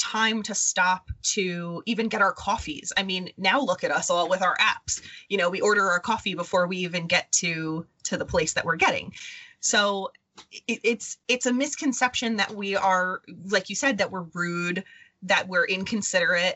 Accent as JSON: {"language": "English", "area": "Long Island", "region": "New York", "country": "United States", "accent": "New York", "said": "I'm from New York"}